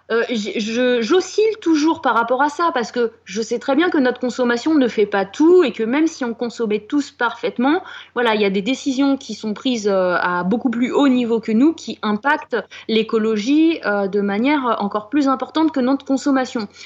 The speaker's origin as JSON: {"language": "French", "country": "France", "said": "on est français après euh, tout."}